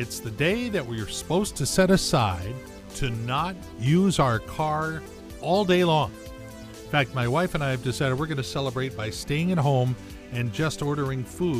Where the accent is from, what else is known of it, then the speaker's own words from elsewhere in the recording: Gardena, California, United States; So I was born in Gardena because you couldn't find the Torrance Hospital.